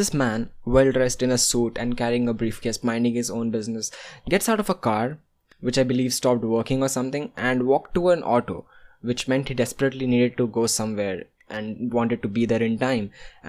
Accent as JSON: {"language": "English", "town": "Kolkata", "region": "West Bengal", "country": "India", "tie": "born or raised there", "also_born_or_lived": "Bihar", "said": "I was born here in Kolkata. So, I'm a Bihari by blood, like 50%. But not really by upbringing."}